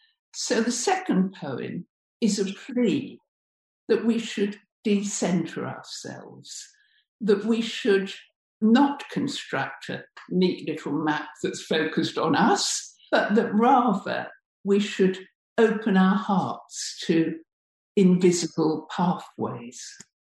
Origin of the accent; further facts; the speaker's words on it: Bradford, Yorkshire and the Humber, United Kingdom; I come from Bradford. I come from the grit and courage of its people.